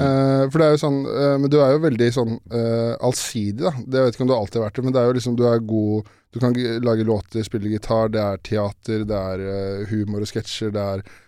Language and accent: Norwegian; Årnes, Akershus, Norway; har vokst opp, oppvokst på Årnes